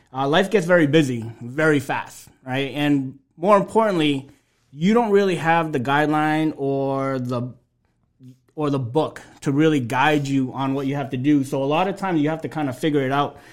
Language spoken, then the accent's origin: English; Lawrence, Massachusetts, United States; also born or lived in Alabama; grew up in Lawrence, you know, right down the street from where we are today